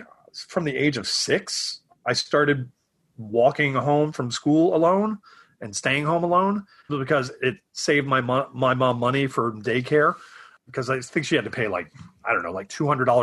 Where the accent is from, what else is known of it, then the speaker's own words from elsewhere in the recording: Atlanta, Georgia, United States; moved away as an adult; also born or lived in Syracuse, New York / Savannah, Georgia / New York City; now in Los Angeles, United States; I grew up in Atlanta, Georgia, and then I went to art school in Savannah, Georgia.